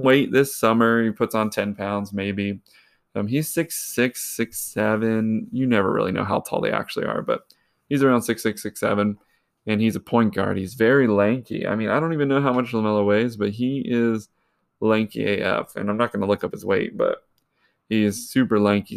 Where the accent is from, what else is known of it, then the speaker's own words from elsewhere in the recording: Charlotte, North Carolina, United States; I'm from Charlotte